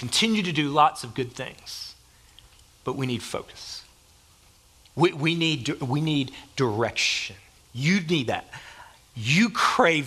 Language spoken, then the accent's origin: English; Grand Rapids, Michigan, United States; when I was 15 from Ottawa Hills High School in Grand Rapids, Michigan